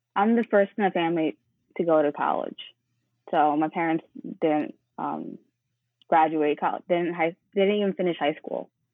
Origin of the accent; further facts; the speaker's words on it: New York City, New York, United States; also born or lived in Manhattan; I was born in Manhattan, but grew up in Brooklyn